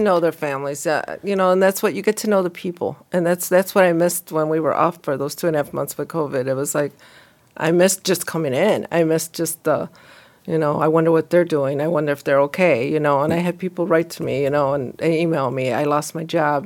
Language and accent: English; Bolingbrook, Illinois, United States; also born or lived in Romeoville; I grew up in Bolingbroke, and then I actually was the first ones that were shipped to Romeo for high school.